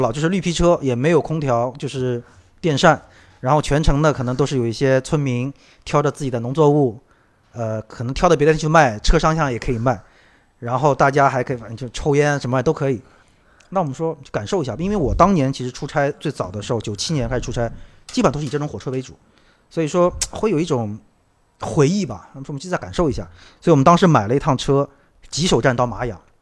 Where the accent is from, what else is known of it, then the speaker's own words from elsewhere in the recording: Shanghai, China; 包括我，上海人已经很多很多年不见的